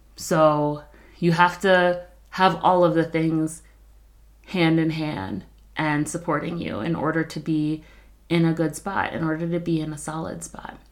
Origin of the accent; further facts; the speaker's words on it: New York, United States; also born or lived in Philadelphia, United States; now in Colorado, United States; I grew up in New York